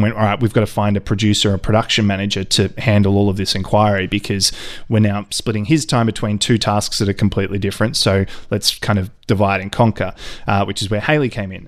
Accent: Ballarat, Victoria, Australia; a friend of mine who I, I grew up with in Ballarat

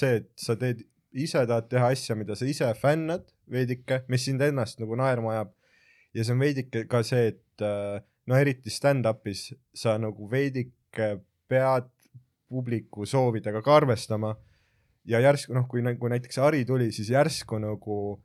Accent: Jõhvi, Ida-Viru County, Estonia; ma olen Jõhvist pärit

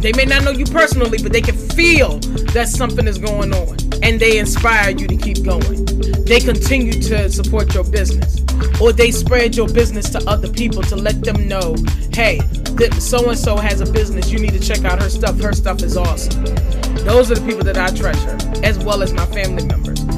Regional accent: Farmville, Virginia, United States; Farmville, and that's because that's my hometown.

